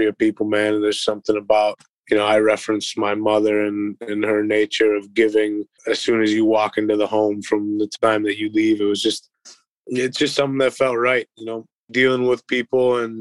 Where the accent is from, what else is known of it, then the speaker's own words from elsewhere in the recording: Cleveland, Ohio, United States; moved away as an adult; now in Columbus, United States; Cleveland, Ohio. I grew up in the Linares Mayfield area.